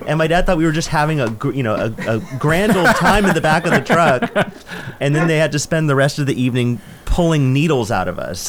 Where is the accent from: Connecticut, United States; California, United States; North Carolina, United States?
California, United States; Northern; now in Upstate New York, United States; I grew up in Northern California